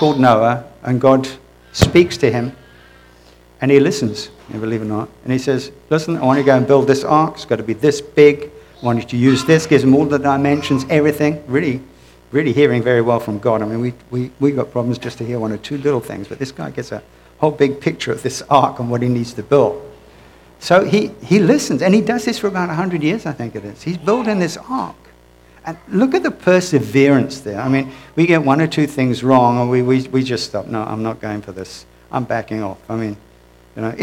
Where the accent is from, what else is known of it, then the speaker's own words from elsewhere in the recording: United Kingdom; moved away; I'm originally from the United Kingdom